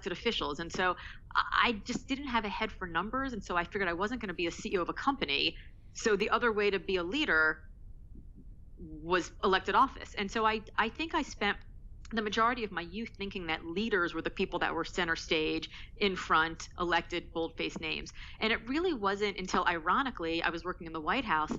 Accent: United States

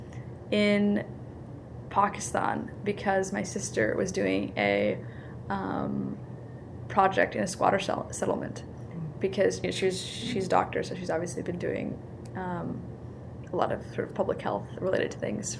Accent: United States; we were the Americans

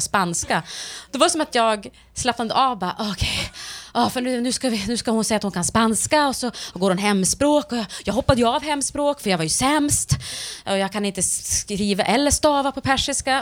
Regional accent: Sweden; jag anser mig själv såklart som svensk

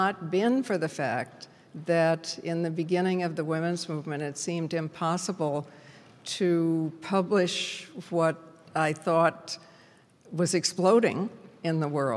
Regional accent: Toledo, Ohio, United States; I come from Toledo

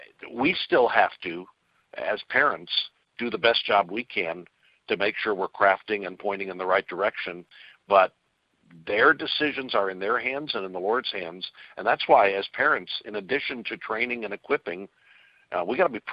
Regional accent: Kirkwood, Missouri, United States; Well, I grew up in Kirkwood, Missouri.

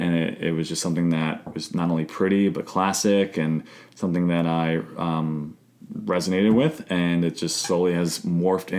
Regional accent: New York, United States; moved away as an adult; also born or lived in St. Louis, Missouri; my first job actually at 16 years old in New York, back where I'm from, was folding towels in the local gym

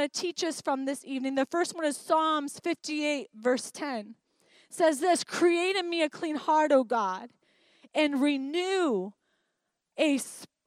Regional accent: Highland, Michigan, United States; moved away as an adult; growing up in a small town in Highland, Michigan.

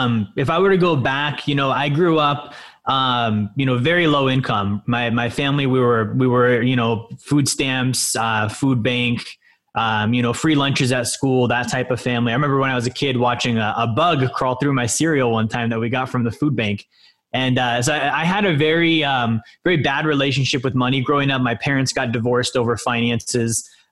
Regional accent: Alaska, United States; also born or lived in Montana; I was born in Montana, and then my dad, he was military. So we moved up to Alaska when I was about five.

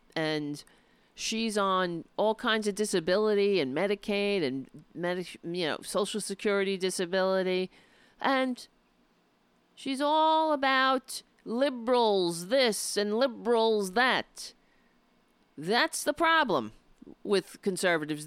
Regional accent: New York City, New York, United States; moved away; I grew up on Staten Island

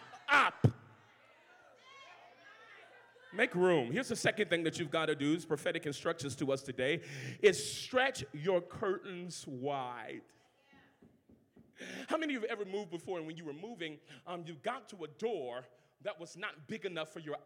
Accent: New Orleans, Louisiana, United States; I'm from the country. I'm from New Orleans, Louisiana, so that's how we talk.

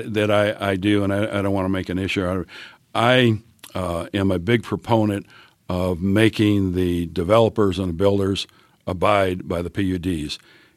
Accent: Greenfield, Indiana, United States; I come from Greenfield. The average home was $124,000. I come up here, and the average home's $356,000.

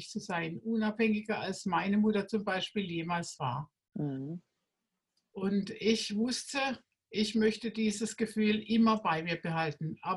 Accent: Baden-Württemberg, Germany; Ich komme aus dem Schwarzwald heute und vor 40 Jahren war ich noch im Raum Rastatt unterwegs

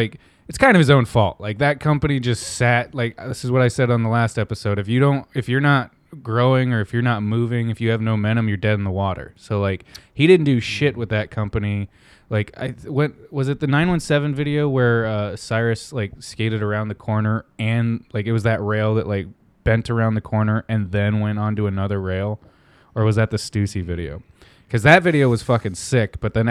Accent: East Coast, United States; growing up on the East Coast

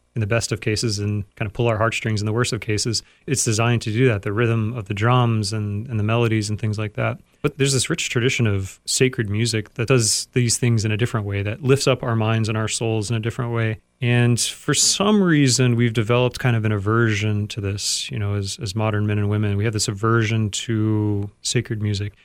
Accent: United States

